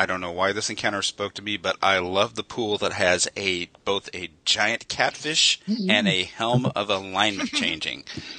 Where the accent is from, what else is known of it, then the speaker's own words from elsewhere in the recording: Kentucky, United States; maybe it's from growing up in Kentucky